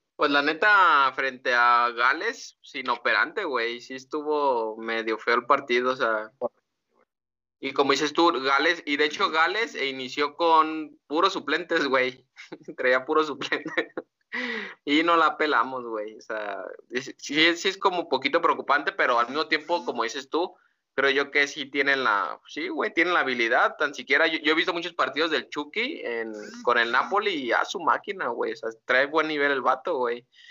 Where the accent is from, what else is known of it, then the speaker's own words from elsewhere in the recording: Mexico; somos mexicanos